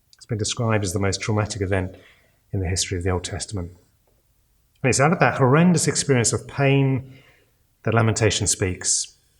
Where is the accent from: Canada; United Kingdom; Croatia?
United Kingdom; we're British